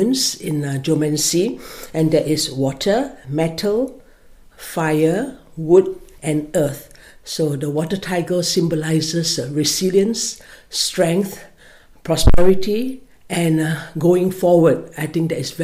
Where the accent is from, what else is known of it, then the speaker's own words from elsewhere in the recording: Malaysia; moved away as an adult; now in Killaloe, Ireland; I'm from Malaysia, and I've been in Killaloe for the last 11 years